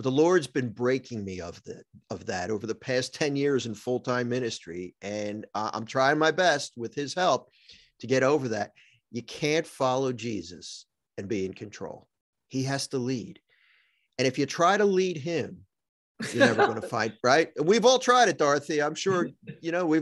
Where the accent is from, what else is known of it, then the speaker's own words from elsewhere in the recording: Philadelphia, Pennsylvania, United States; now in New Jersey, United States; I live in New Jersey, but I grew up in Philadelphia, Pennsylvania